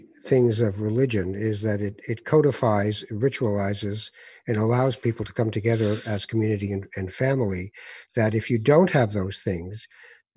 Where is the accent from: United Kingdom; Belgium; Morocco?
Morocco; moved away; I'm from Morocco